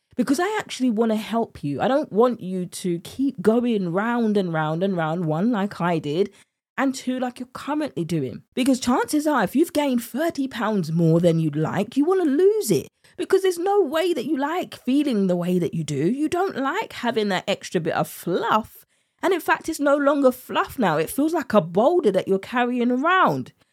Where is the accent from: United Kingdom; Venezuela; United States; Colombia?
United Kingdom; accent: British; my British accent